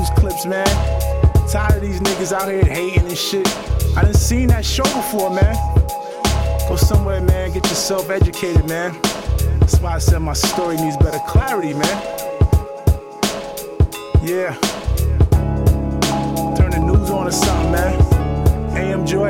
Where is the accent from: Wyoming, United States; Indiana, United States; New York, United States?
New York, United States; Mount Vernon; I did this cause I'm from Mount Vernon.